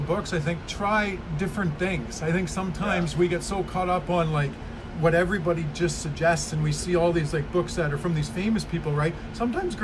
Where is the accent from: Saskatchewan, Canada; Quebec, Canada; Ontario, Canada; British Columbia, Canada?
Saskatchewan, Canada; now in Vancouver, Canada; where I grew up in Saskatchewan